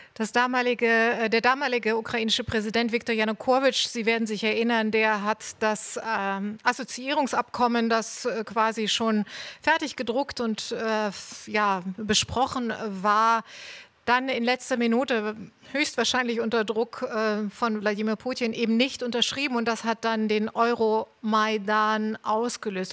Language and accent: German; East Germany, Germany; Wir sind beide in der DDR aufgewachsen